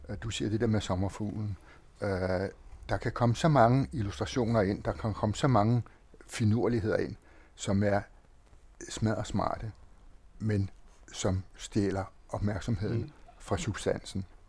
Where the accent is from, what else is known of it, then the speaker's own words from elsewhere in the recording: Copenhagen, Capital Region of Denmark, Denmark; jeg selv voksede op på Nørrebro som dreng på Nørrebro